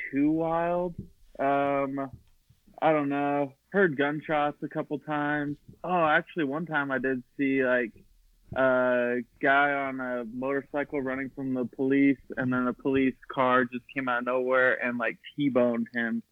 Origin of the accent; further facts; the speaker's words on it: Eagle, Idaho, United States; growing up in Idaho